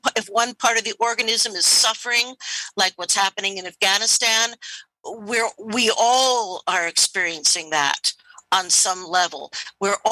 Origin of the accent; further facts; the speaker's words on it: United States; I'm an American